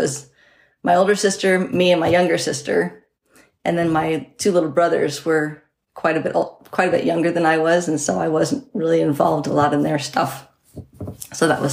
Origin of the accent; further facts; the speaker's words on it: Selah, Washington, United States; I grew up in Selah, Washington. It's just outside Yakima